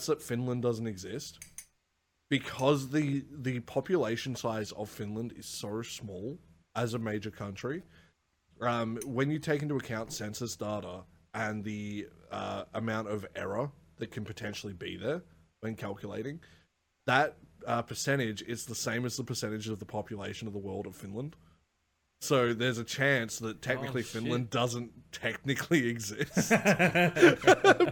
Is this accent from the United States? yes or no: no; Australia; as an Australian